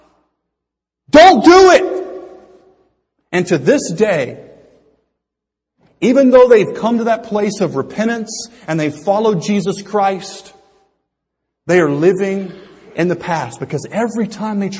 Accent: United States; I'm an American.

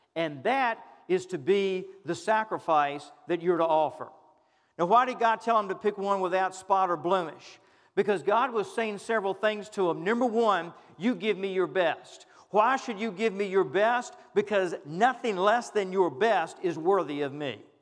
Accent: United States; we as American Christians

